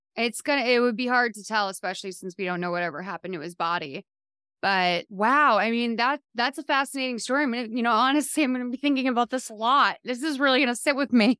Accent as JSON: {"language": "English", "region": "Massachusetts", "country": "United States", "said": "I'm from Massachusetts"}